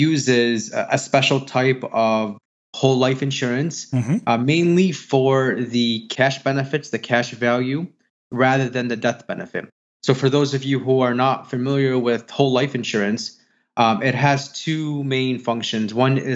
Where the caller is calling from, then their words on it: Chicago, Illinois, United States; From Chicago, Illinois.